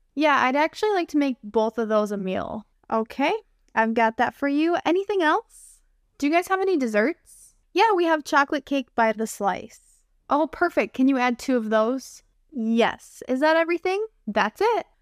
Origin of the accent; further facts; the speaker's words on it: United States; I'm an American English teacher